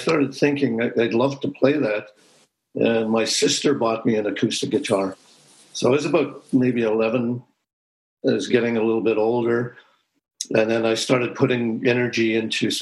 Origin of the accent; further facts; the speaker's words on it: Moose Factory, Ontario, Canada; I grew up in Moose Factory